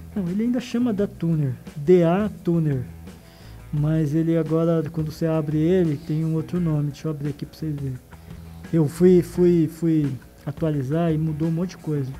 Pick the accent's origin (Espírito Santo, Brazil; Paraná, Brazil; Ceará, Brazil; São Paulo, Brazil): Paraná, Brazil; Londrina; eu sou de Londrina, nascida em Londrina